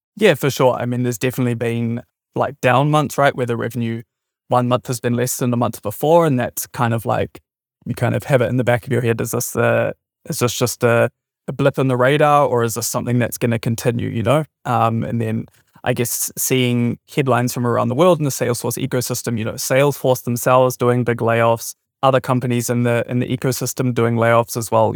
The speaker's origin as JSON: {"language": "English", "country": "New Zealand", "also_born_or_lived": "Germany", "moved": "as an adult", "said": "I'm originally from New Zealand and have just recently moved back here from Germany."}